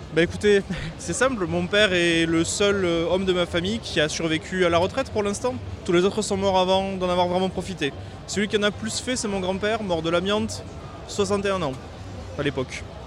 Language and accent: French; United States; French is a second language; now in France; je suis étranger